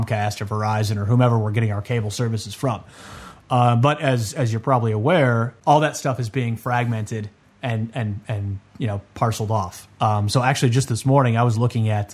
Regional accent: Chicago, Illinois, United States; now in Sydney, Australia; I'm I'm living in Sydney, I'm originally from Chicago

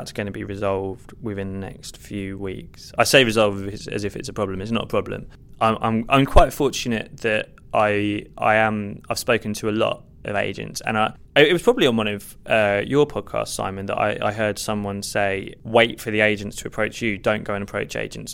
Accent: Hertfordshire, East of England, United Kingdom; also born or lived in Stevenage; now in London, United Kingdom; I actually grew up in Hertfordshire

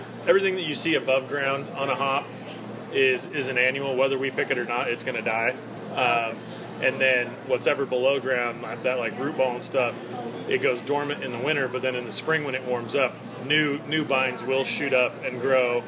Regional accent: Coeur d'Alene, Idaho, United States; now in Yakima, United States; I grew up in Coeur d'Alene, Idaho

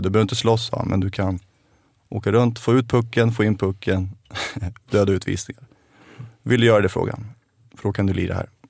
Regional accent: Stockholm, Stockholm County, Sweden; also born or lived in Vega, Haninge; Hemma är eh, fortfarande Rågsved där jag växte upp

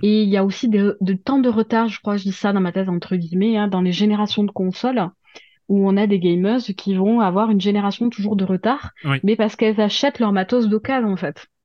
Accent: Toulouse, Occitania, France; je viens de Toulouse, donc de province. Hein, vous l'aurez entendu à mon accent

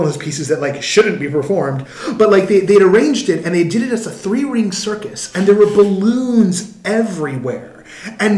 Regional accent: Bay Area, California, United States; I'm from the Bay Area

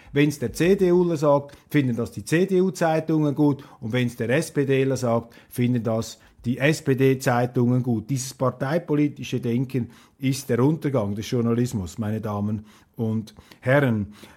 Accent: Switzerland; als Schweizer

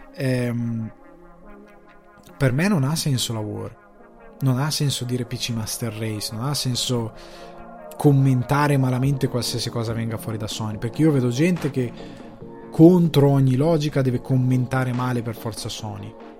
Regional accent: Italy; noi siamo anche europei, siamo anche italiani

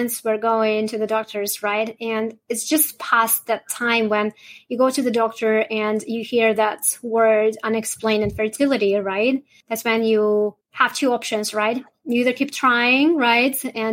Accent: Russia; now in Canada; I'm originally from Russia

